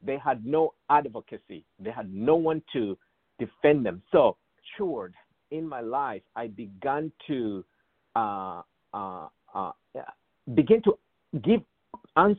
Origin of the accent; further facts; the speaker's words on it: Ndola, Copperbelt Province, Zambia; moved away as an adult; also born or lived in South Africa; I grew up in Zambia as a privileged young boy.